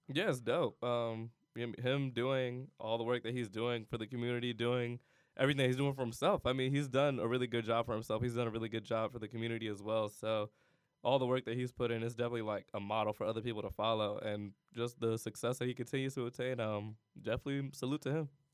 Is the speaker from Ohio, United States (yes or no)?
yes; Cleveland, Ohio, United States; moved away as an adult; also born or lived in California / Miami, Ohio; I'm not from California. I'm from Cleveland, Ohio.